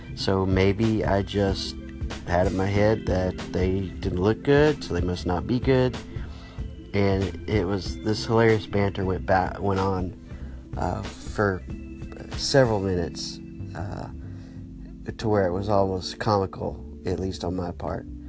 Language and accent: English; Texas, United States; me growing up in Texas